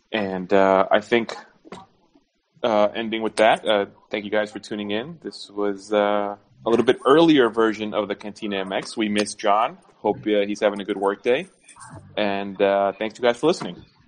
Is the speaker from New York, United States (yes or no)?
yes; New York, United States; moved away; growing up in New York